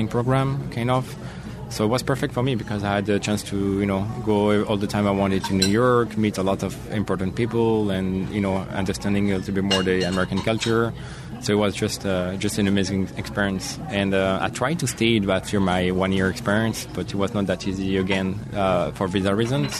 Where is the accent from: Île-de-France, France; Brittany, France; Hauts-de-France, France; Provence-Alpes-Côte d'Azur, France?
Provence-Alpes-Côte d'Azur, France; Marseille; English is a second language; moved away as an adult; also born or lived in Singapore; now in United States; I grew up in Marseille until my 24th birthday